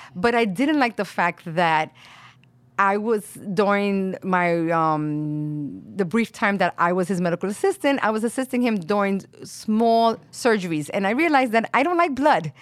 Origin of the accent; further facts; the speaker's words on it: New York City, New York, United States; also born or lived in Puerto Rico (family origin); my family is from Puerto Rico. I was born and raised here in Brooklyn, in Williamsburg